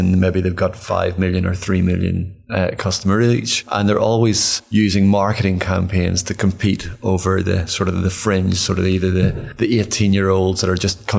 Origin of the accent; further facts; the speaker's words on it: Ireland; I'm from Ireland